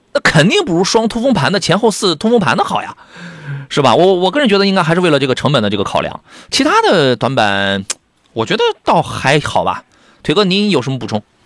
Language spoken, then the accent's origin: Chinese; Qingdao, Shandong, China; 我是那个崂山的，青岛崂山